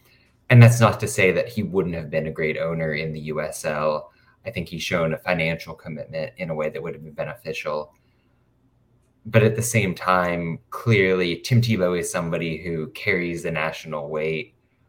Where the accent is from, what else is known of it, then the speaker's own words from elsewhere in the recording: Midwest, United States; as a Midwesterner here.